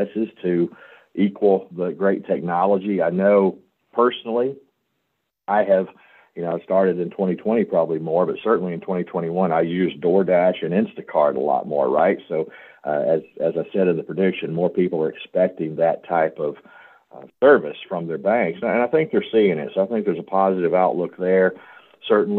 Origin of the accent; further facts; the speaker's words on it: Memphis, Tennessee, United States; also born or lived in St. Louis; I'm from Memphis, home of the blues, birthplace of rock and roll